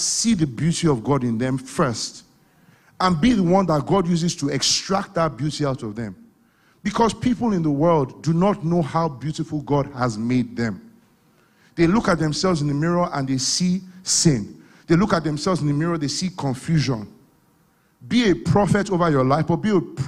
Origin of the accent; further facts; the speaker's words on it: Ibadan, Oyo, Nigeria; moved away; I came from Ibadan.